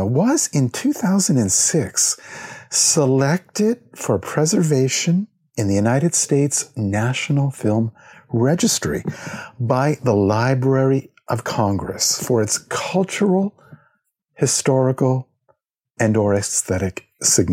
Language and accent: English; Halifax, Nova Scotia, Canada; my hometown of Halifax, Nova Scotia